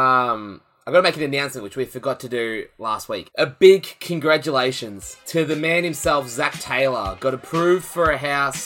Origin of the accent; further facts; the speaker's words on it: Australia; I'm just an Aussie boy.